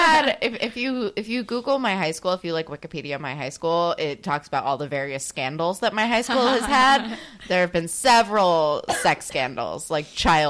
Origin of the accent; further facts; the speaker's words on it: New Jersey, United States; I'm from New Jersey.